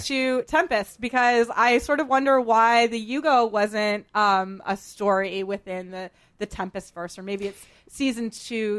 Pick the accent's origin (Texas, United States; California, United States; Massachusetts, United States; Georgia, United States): Massachusetts, United States; Boston; I grew up in Boston